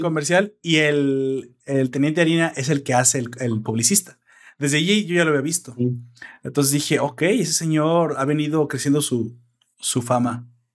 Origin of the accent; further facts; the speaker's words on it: Mexico; en mi país, en mi balaciado y hermoso país